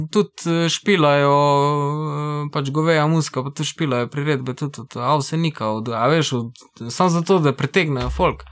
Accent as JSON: {"language": "Slovenian", "town": "Velenje", "region": "Savinja", "country": "Slovenia", "said": "mi smo iz Velenja, pa imamo tisto neko svojo savinsko sceno"}